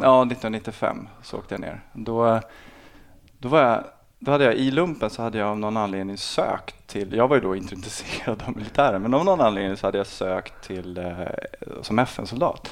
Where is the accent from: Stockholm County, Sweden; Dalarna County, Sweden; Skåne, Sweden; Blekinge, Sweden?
Stockholm County, Sweden; Botkyrka; also born or lived in Salem; Jag är uppvuxen i, i Botkyrka i Alby eh, fram till jag var 12 och sen en annan förort då, som heter Salem